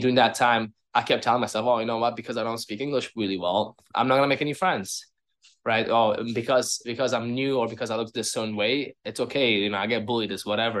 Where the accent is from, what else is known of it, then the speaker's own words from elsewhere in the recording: Uzbekistan; now in Toronto, Canada; I'm from Uzbekistan. I've been here in Toronto for 17 years now.